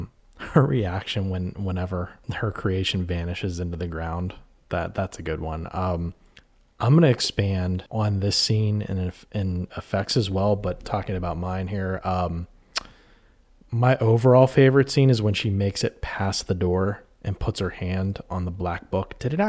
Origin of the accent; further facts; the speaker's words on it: New Castle, Pennsylvania, United States; So where I grew up in Newcastle, Pennsylvania, in Shenango Township